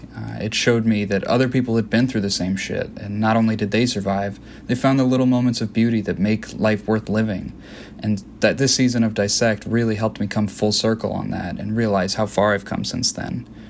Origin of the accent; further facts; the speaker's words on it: Boston, Massachusetts, United States; I'm from Boston